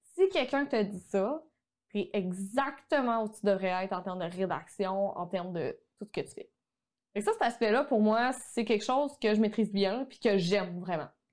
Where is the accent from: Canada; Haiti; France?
Canada; Quebec; accent: québécois; mon accent québécois